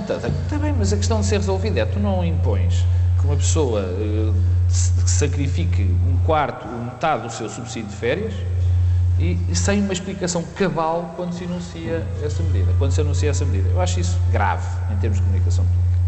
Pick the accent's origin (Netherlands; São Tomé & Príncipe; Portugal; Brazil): Portugal; Porto, Norte; moved away; also born or lived in Lisbon; estar aqui no Porto, que é a minha terra